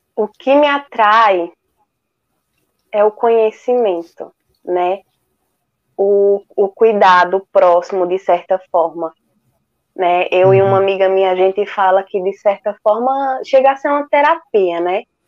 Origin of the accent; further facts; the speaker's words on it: Pesqueira, Pernambuco, Brazil; aqui na minha cidade, né? Eu sou de Pesqueira, Pernambuco.